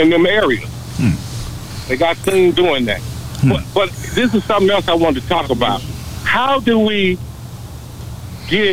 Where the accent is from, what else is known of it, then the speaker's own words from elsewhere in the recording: Washington, District of Columbia, United States; moved away; Born and raised in Washington, D.C.